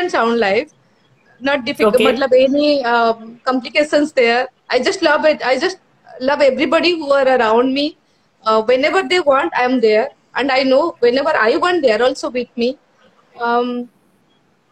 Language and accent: English; Odisha, India; I'm from Orisha.